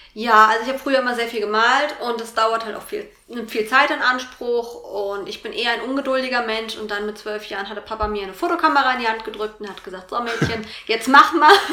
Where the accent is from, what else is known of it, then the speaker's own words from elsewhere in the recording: Vogelsberg, Hesse, Germany; also born or lived in Fulda area; now in Fulda, Germany; Ich komme ursprünglich aus dem Vogelsberg, wohne jetzt aber in einem kleinen Vorort von Fulda.